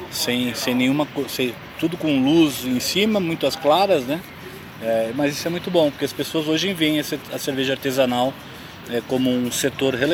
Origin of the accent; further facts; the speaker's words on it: Blumenau, Santa Catarina, Brazil; eu sou de Blumenau